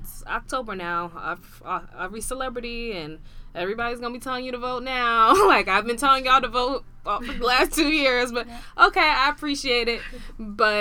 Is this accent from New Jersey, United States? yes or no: yes; New Jersey, United States; I'm from New Jersey